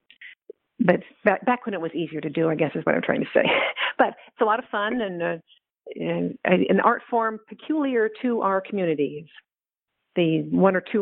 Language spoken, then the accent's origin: English; the Bay Area, California, United States; It was a big part of our social life growing up in the Bay Area in the 1960s.